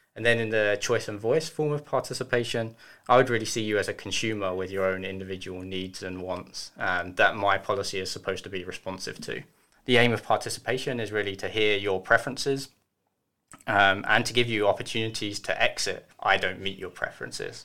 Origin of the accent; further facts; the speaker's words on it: United Kingdom; now in Germany; I'm British